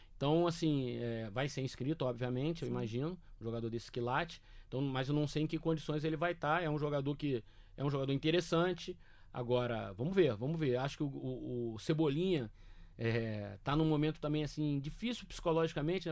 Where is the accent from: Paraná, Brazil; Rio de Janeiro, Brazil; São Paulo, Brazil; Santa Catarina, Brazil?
Rio de Janeiro, Brazil; eu que sou do Rio